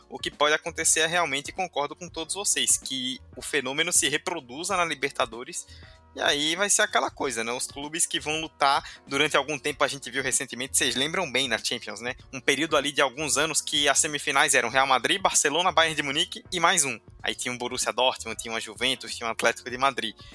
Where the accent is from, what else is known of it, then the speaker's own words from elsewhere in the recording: Brazil; nós brasileiros